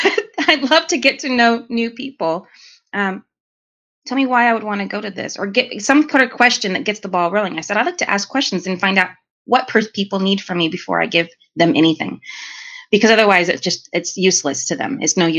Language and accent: English; New York, United States; I'm from New York. I'm called that all the time.